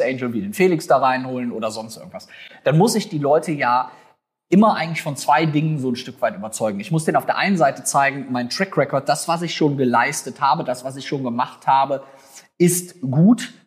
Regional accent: North Rhine-Westphalia, Germany; bei uns in Nordrhein-Westfalen

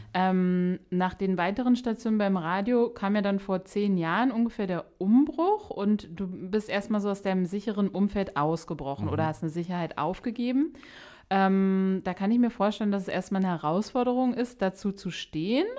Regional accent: Berlin, Germany; wir sprechen hier gerade Berliner zu Berliner

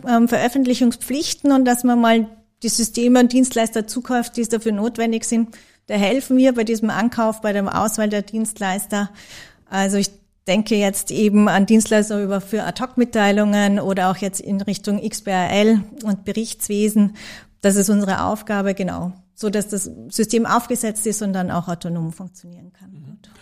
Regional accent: Graz, Styria, Austria; ich bin geborene Grazerin

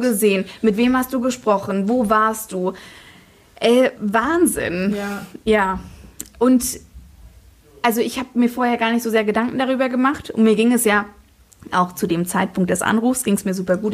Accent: Fritzlar, Hesse, Germany; also born or lived in Kassel / Munich; wurde ich in Fritzlar geboren, ja. also ich bin so richtige Nordhessin

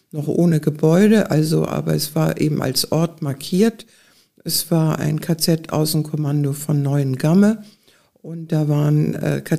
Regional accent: Schleswig-Holstein, Germany; bei uns in Schleswig-Holstein

